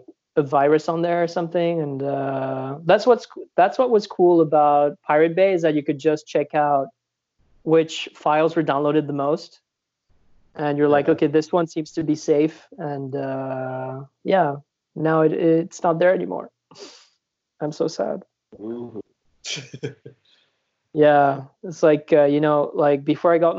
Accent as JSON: {"language": "English", "country": "Switzerland", "tie": "born or raised there"}